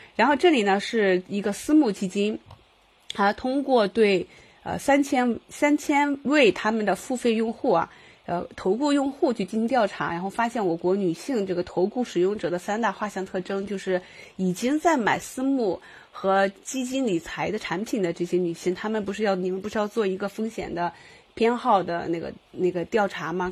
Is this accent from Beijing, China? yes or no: no; Qingdao, Shandong, China; 我是青岛的嘛，我们青岛女生